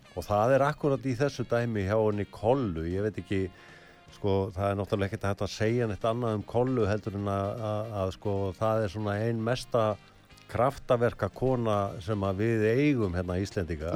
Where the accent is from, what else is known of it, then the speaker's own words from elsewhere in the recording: the West, West of Iceland, Iceland; moved away; ég er náttúrulega sjálfur að vestan